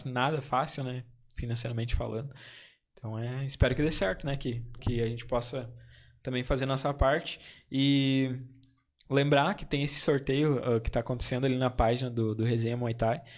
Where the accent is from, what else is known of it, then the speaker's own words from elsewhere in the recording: Campo Bom, Rio Grande do Sul, Brazil; Eu sou de Campo Bom